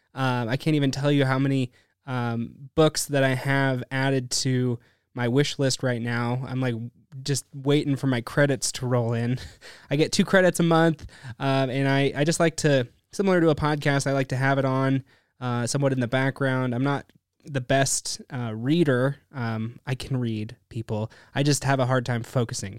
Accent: Bend, Oregon, United States; Born and raised here in Bend, Oregon

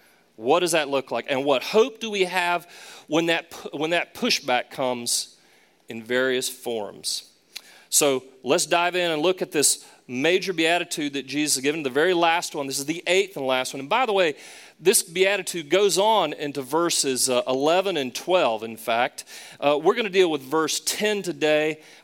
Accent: the South, United States; Now, of course, I talk funny too. I'm from the South. I say, hey, y'all, and things like that.

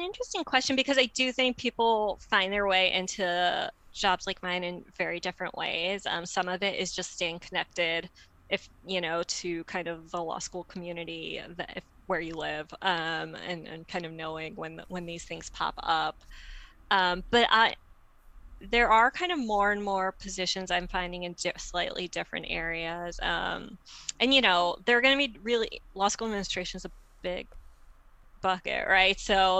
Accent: Midwest, United States; I'm apparently a Midwesterner, who knew, although my husband calls me a coastie

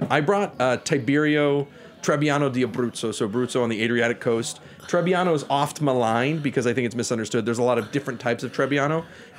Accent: Texas, United States; I'm born and raised in Texas, 100% WASP.

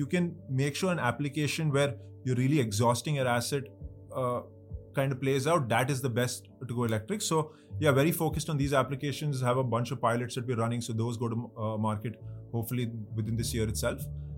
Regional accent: Mumbai, Maharashtra, India; moved away as an adult; now in Bangalore, India; I'm from Mumbai. I grew up most of my life in Mumbai, right? And I think I only really visited Bangalore after college. It's not like I've spent too much time, but the last 5 years of my life have been in Bangalore.

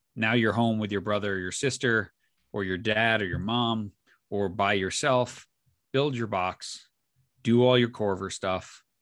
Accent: New York, United States; I grew up in New York

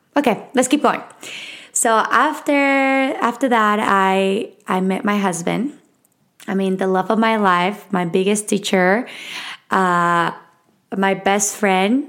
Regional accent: Mexico City, Mexico; accent: Mexican; English is a second language; moved away; I was raised in Mexico City. I was born and raised there

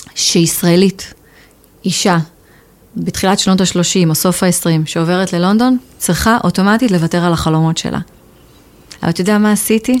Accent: Israel; accent: Israeli; moved away as an adult; also born or lived in England; now in United Kingdom; אני גדלתי בישראל

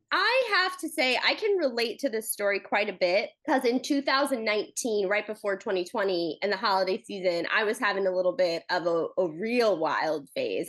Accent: East Coast, United States; I'm from the East Coast

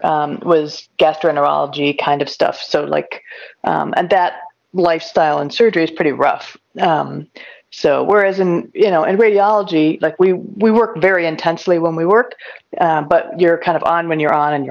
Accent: Elyria, Ohio, United States; moved away as an adult; also born or lived in Milwaukee / North Carolina / Washington, D.C.; now in Silver Spring, Maryland, United States; I grew up in northern Ohio in a town called Elyria. And you know, it was just, I was just there till I was 18

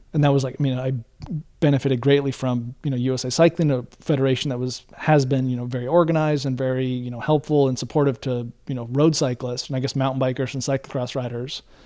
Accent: Bend, Oregon, United States; growing up in Bend, driving over to Portland

